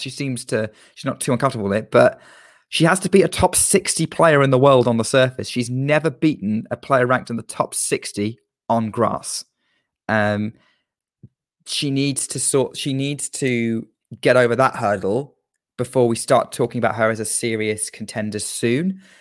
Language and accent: English; United Kingdom; as a Brit